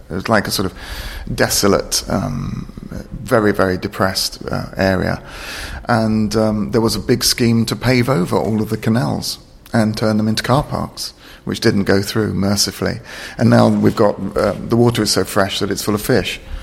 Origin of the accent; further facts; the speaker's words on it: London, United Kingdom; I was born in London